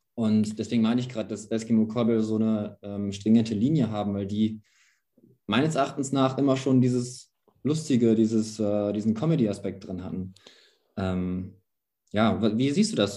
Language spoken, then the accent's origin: German; Gütersloh, North Rhine-Westphalia, Germany; wo ich herkomme aus Gütersloh